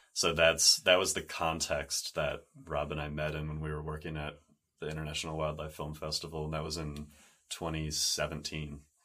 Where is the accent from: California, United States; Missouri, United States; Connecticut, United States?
California, United States; San Diego; growing up in San Diego by the ocean